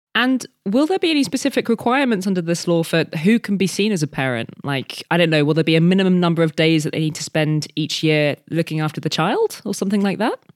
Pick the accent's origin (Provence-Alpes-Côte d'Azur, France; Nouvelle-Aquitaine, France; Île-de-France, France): Île-de-France, France; Paris; moved away; my hometown of Paris.